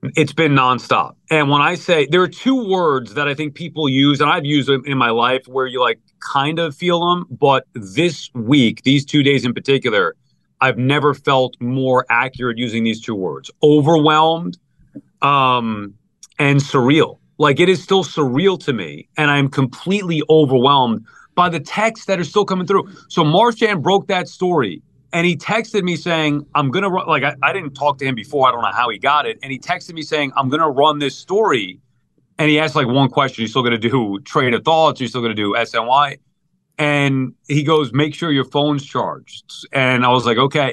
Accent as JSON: {"language": "English", "area": "Long Island", "region": "New York", "country": "United States", "said": "I'm from Long Island"}